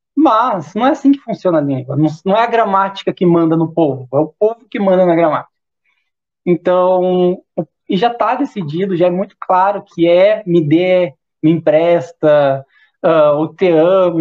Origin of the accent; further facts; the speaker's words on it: South Region, Brazil; sou do Sul.